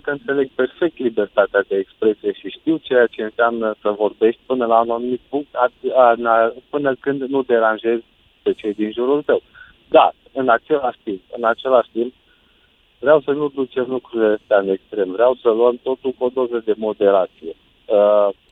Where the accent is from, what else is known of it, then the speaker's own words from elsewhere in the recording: Romania; Noi ca și români, noi ca și români